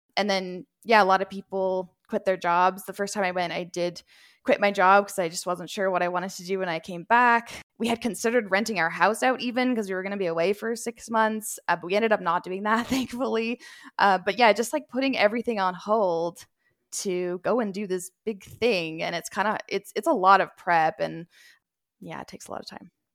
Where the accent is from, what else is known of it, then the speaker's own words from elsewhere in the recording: Edmonton, Alberta, Canada; I was born and raised in Edmonton